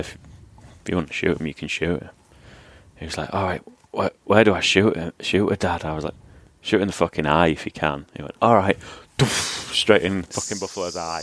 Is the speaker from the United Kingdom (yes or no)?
yes; Hull, Yorkshire and the Humber, United Kingdom; moved away as an adult; where I grew up in Hull